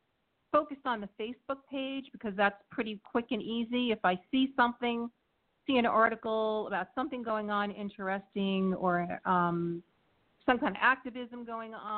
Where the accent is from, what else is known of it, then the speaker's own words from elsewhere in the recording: Brooklyn, New York, United States; now in Sussex County, New Jersey, United States; I've lived in Sussex County for about 25 years, but I'm originally from Brooklyn, New York. So my roots are in a neighborhood.